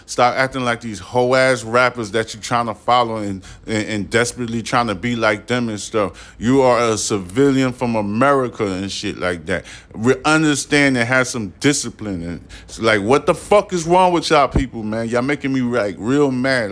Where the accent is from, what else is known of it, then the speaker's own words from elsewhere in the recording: United States; I'm American